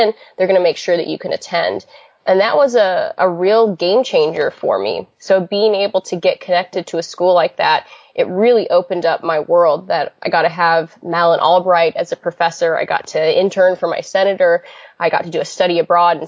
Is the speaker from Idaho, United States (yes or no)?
yes; Idaho, United States; I grew up in Idaho